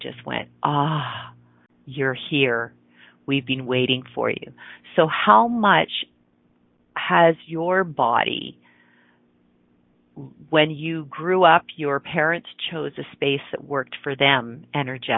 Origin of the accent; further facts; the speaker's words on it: just outside Toronto, Ontario, Canada; now in Calgary, Canada; I grew up in Ontario, which is on the eastern part of Canada. For those of you that know Toronto, it's just outside of Toronto.